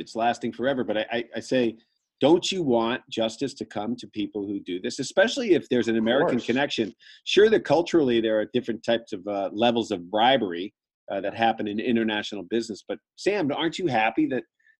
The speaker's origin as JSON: {"language": "English", "country": "Ireland", "tie": "born or raised there", "said": "as an Irish kid"}